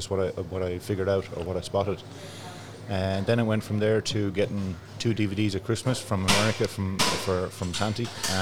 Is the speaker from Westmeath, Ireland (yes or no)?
yes; Athlone, Westmeath, Ireland; I'm from Glenwood, just on the outskirts of Athlone, on the old Dublin Road. So, yeah, I was born and bred in Glenwood.